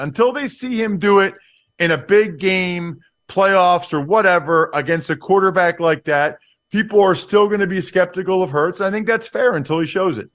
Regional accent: outside of Philadelphia, Pennsylvania, United States; I grew up outside of Philadelphia.

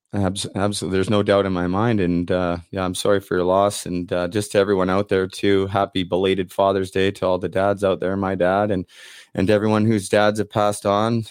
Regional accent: Vancouver, British Columbia, Canada; I'm from Vancouver

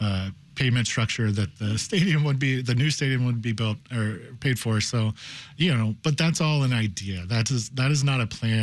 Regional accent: Cincinnati, Ohio, United States; now in Chicago, United States; I'm from Cincinnati.

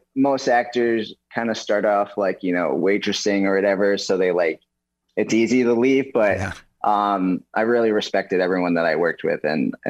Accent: New York City, New York, United States; now in Hawaii, United States; I'm from New York City, actually. So I just moved out here for NCISY, living the dream.

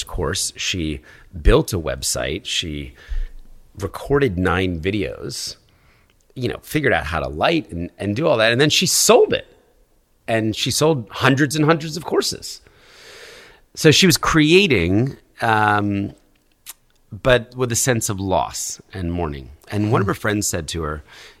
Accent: New York, United States; As a New Yorker

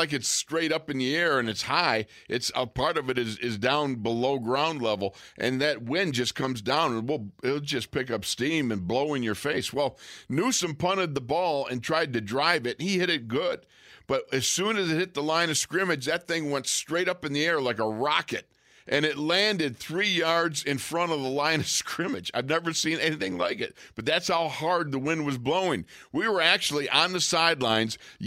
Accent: Buffalo, New York, United States; Buffalo, my hometown, where I grew up 2.4 miles from that stadium

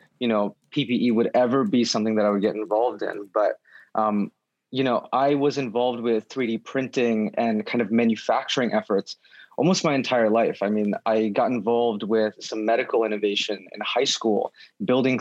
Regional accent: Poughkeepsie, New York, United States; I'm from Poughkeepsie, New York. It's about 2 hours upstate from New York City

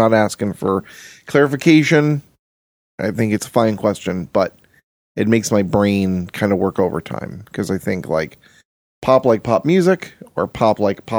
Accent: London, United Kingdom; I'm from London. I'm from Britain.

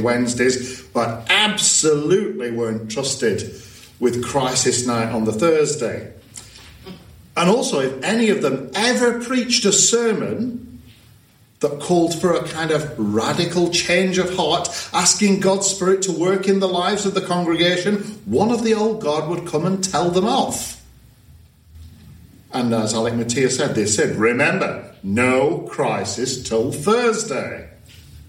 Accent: Blackburn, North West England, United Kingdom; Herbert Craig was the vicar of the church that I grew up in Blackburn, Church of the Saviour Blackburn

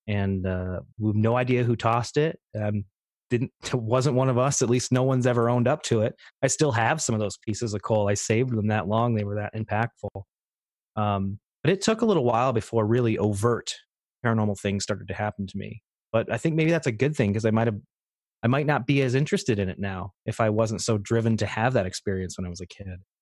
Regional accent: Troy, Pennsylvania, United States; I grew up in northeastern Pennsylvania, little town named Troy

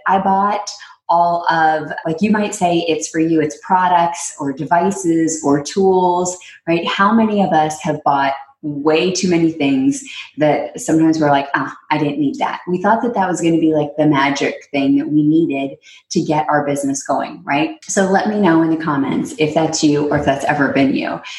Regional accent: Texas, United States; also born or lived in New York; now in California, United States; Texas when I grew up

